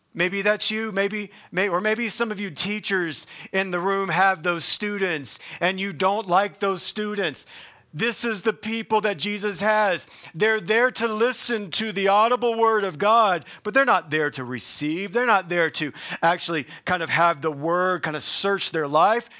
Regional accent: the South, United States; I'm from the South

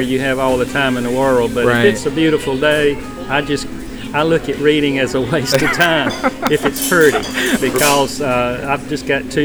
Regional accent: Lumberton, North Carolina, United States; moved away as an adult; now in Raleigh, United States; I was born and raised in Lumberton, North Carolina, which is Robeson County.

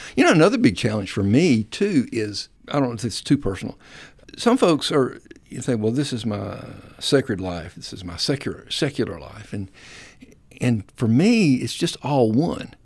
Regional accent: United States; moved away as an adult; now in Dalton, United States; South Alabama, North Florida

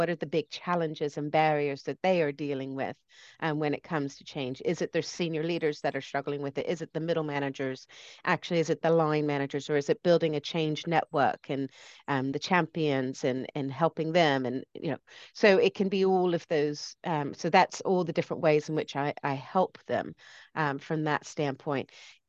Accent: United States; now in United Kingdom; that's why my accent goes all over the place. I grew up in the States, but I live here and I'm British.

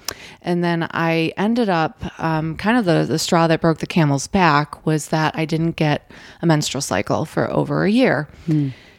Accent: Buffalo, New York, United States; And now I grew up in Western New York, Buffalo area. So as you can imagine, cold winters.

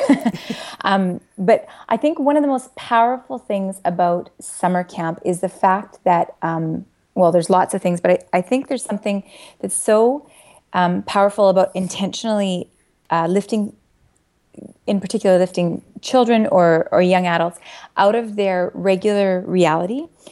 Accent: Saskatchewan, Canada; moved away; I'm originally from Saskatchewan

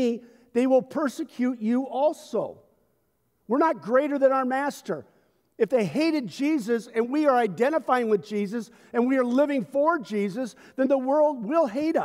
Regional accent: United States; My identity is not first and foremost as an American citizen, although I love my culture.

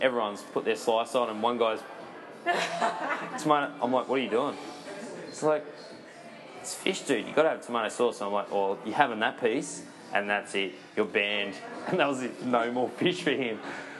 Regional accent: Gladstone, Queensland, Australia; moved away; also born or lived in Brisbane; I grew up in Gladstone. We used to, in a fishing family, so always had fresh fish, always had fresh whiting. And then, obviously, when I came to Brisbane

